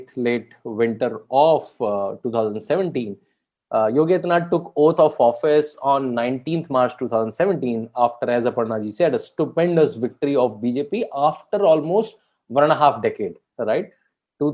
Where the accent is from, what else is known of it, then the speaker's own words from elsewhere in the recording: Bareilly, Uttar Pradesh, India; that's my home state also. I'm born in Bareilly